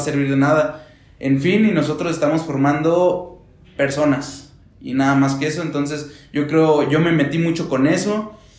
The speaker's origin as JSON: {"language": "Spanish", "town": "Torreón", "region": "Coahuila", "country": "Mexico", "tie": "born or raised there", "moved": "yes", "lives_now": "Puebla, Mexico", "said": "vengo de Torreón."}